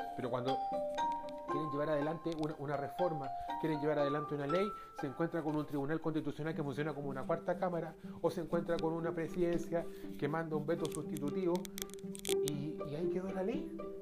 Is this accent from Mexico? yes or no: no; Chile; como pueblo chileno